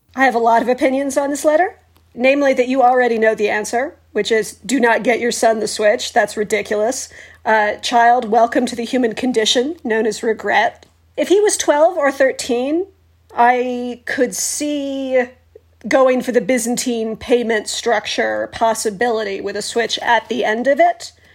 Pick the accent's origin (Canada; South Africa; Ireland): Canada; we're Canadian